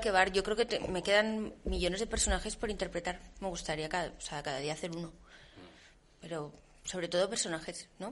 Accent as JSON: {"language": "Spanish", "region": "Basque Country", "country": "Spain", "said": "yo soy vasca"}